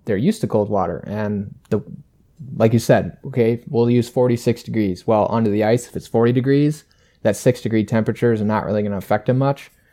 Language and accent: English; about an hour from Wabasha, Minnesota, United States; only about an hour away from my hometown in Wabasha